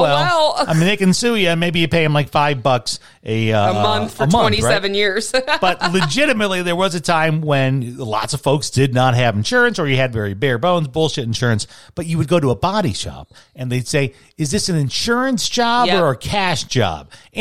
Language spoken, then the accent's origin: English; Chicago, Illinois, United States; growing up in Chicago